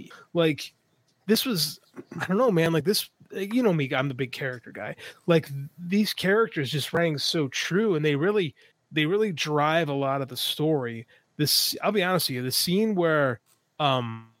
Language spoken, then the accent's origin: English; Elgin, Illinois, United States; I grew up in Elgin, Illinois, right outside Elgin, Illinois, very Hispanic community